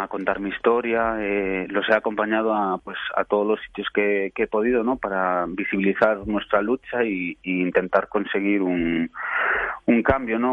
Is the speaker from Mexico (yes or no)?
no; Venezuela; moved away; yo y mi hermana nacimos en Venezuela